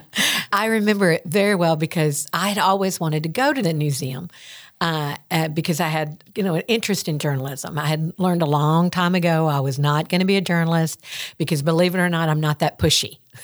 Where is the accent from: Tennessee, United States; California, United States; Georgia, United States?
Tennessee, United States; Greenfield; accent: Southern; Greenfield is my hometown, Greenfield